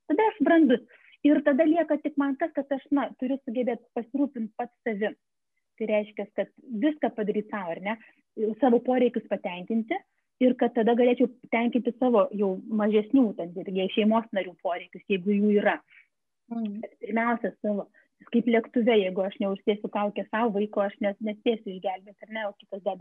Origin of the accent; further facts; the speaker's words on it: Lithuania; mes lietuviai